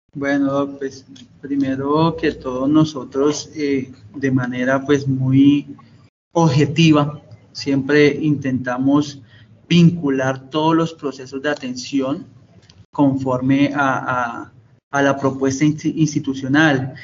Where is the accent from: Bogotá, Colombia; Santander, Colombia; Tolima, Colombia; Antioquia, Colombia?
Tolima, Colombia; Alto Cunday; also born or lived in Ibagué; en mi infancia la, pude, digamos así que la primaria en una zona rural, eh, fuertemente golpeado por el conflicto armado eh, en una zona rural del Tolima llamado el Alto Cunday